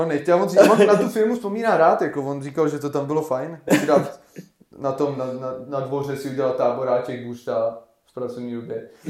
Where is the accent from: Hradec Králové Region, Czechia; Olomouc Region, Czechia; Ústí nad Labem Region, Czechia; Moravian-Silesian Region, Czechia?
Ústí nad Labem Region, Czechia; Varnsdorf; jsme z Maďáku